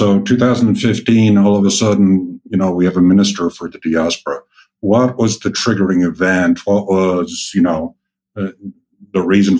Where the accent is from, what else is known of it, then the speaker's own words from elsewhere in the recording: United States; accent: American; if I showed up in Ireland using my lovely American accent